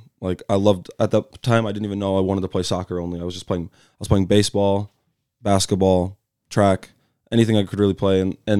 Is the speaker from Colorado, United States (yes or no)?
yes; Colorado, United States; also born or lived in California; So I was born in California in the Bay Area. So me and Kevin Gonzalez always have those conversations about the Bay. But I moved out to Colorado at like a super young age.